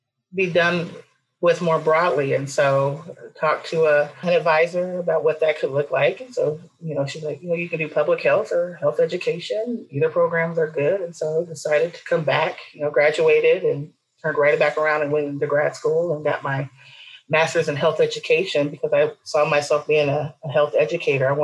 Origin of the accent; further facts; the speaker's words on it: Wichita, Kansas, United States; I've lived in Kansas my whole life